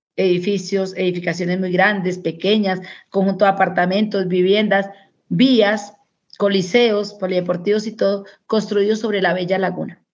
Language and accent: Spanish; Pauna, Boyacá, Colombia; now in Bogotá, Colombia; En Pauna, Boyacá, soy hija única mujer en el hogar paterno. De allí, de Boyacá, tengo los mejores recuerdos